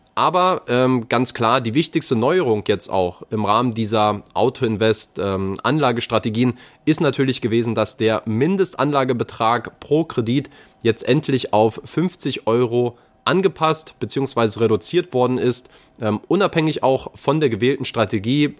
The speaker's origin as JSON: {"language": "German", "region": "Berlin", "country": "Germany", "said": "als Berliner naturell"}